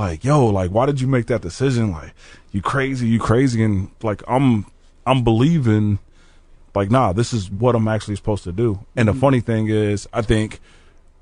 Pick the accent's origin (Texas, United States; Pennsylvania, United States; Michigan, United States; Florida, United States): Florida, United States; Orange Park; also born or lived in Jacksonville, Florida; now in Peoria, United States; I'm originally from Orange Park, Florida, which is right next to Jacksonville. Spent the time in both areas. Okay. So I grew up in a neighborhood called Florida Circle.